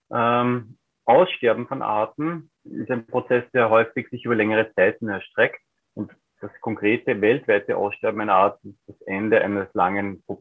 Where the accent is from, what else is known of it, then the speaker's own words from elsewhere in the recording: Upper Austria, Austria; Ich bin aufgewachsen in Oberösterreich, im Alpenvorland, in einer Landschaft, die auch schon vor einigen Jahrzehnten